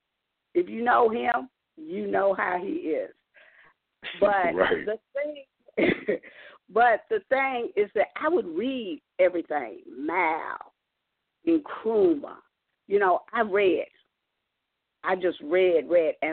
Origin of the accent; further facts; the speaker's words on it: Kentucky, United States; also born or lived in South Carolina; When I came back from South Carolina to Kentucky